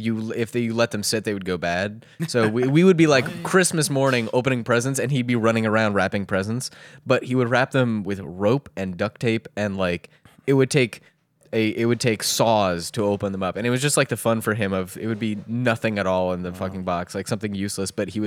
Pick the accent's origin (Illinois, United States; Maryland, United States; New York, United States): Maryland, United States; now in Baltimore, United States; Oh, indeed. Yeah, that's exactly where.